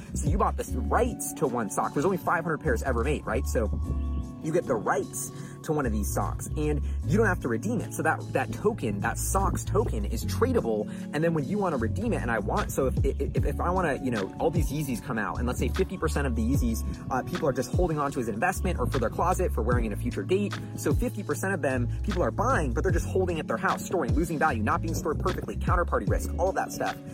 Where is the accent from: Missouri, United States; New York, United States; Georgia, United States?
New York, United States; growing up in New York